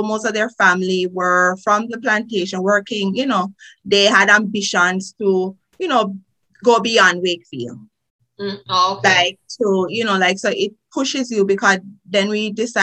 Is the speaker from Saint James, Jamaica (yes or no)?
no; Trelawny, Jamaica; accent: Jamaican; moved away as an adult; now in United States; as you can hear from my accent, I am a Jamaican, born in Jamaica. I went to primary school in Jamaica, high school in Jamaica. I'm from a beautiful parish. You could say the best parish, Trelawney